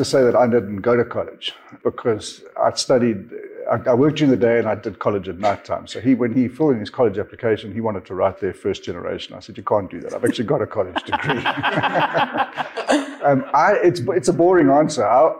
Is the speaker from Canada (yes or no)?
no; Zambia; born there; also born or lived in Namibia / South Africa; I was born in Zambia, Didn't spend a lot of time in Zambia, and then moved down to Namibia, lived in Windhoek for a while, and then landed up in South Africa, in Johannesburg